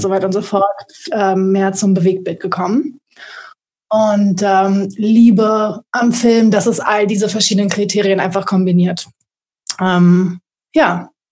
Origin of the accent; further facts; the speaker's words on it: Berlin, Germany; komme aus Berlin